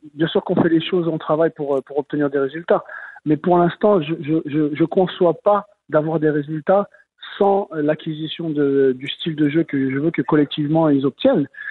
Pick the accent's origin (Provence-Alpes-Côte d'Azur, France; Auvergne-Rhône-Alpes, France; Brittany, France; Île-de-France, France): Auvergne-Rhône-Alpes, France; Lyon; moved away as an adult; now in Montreal, Canada; Moi, je suis de Lyon